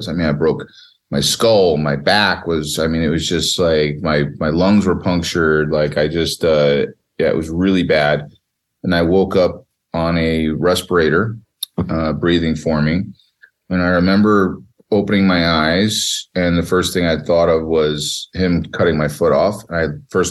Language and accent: English; New Jersey, United States; I grew up in the greatest state in America, the great state of New Jersey.